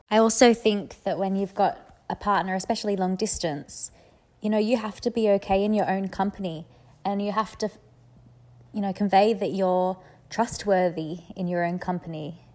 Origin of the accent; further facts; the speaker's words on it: Australia; I'm Australian